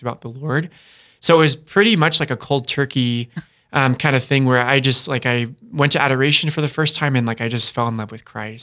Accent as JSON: {"language": "English", "town": "Dakota Dunes", "region": "South Dakota", "country": "United States", "said": "I'm from Dakota Dunes, South Dakota"}